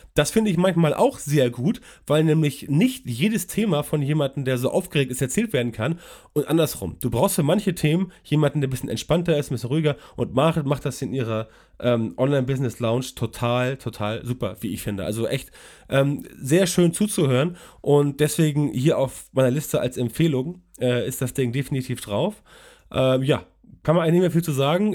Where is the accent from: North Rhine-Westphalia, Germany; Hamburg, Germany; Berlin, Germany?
Hamburg, Germany; ich komme aus Hamburg